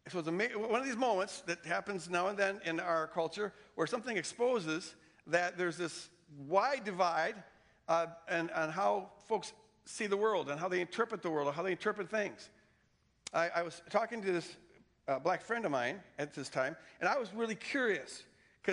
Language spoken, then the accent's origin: English; the North, United States; I didn't grow up in the Bible Belt. I grew up in the North